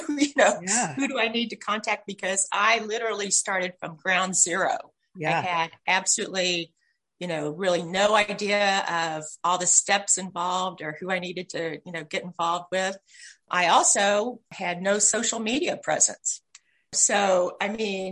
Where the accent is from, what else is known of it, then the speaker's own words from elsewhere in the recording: Louisville, Kentucky, United States; moved away as an adult; also born or lived in Ohio; now in California, United States; I actually am a Kentucky girl. So I grew up in Louisville.